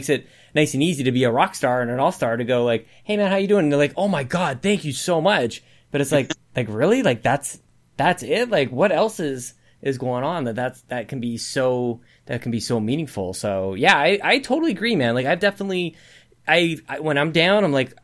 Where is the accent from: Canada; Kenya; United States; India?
Canada; I'm Canadian.